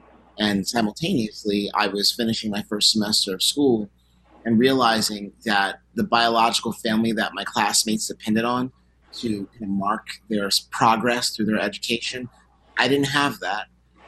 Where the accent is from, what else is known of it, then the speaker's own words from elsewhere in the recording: New Jersey, United States; I spent 10 years of my life homeless, from 16 to 25. I'm from North Jersey, right across the river from the pier.